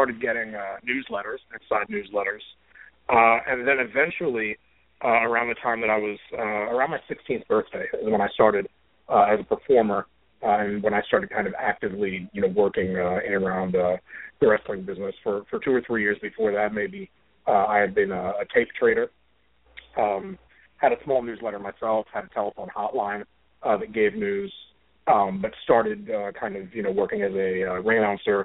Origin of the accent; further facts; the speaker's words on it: New York City, New York, United States; I grew up in Brooklyn, New York. That's where I'm talking from tonight